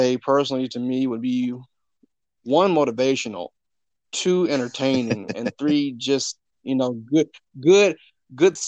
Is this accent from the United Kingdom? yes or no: no; Birmingham, Alabama, United States; now in Harrisonburg, United States; my hometown is Birmingham, Alabama, but I came to Harrisonburg back in December of 2008.